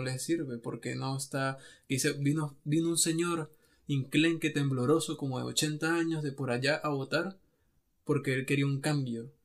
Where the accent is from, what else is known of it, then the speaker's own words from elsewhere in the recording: Venezuela; nosotros que somos de Venezuela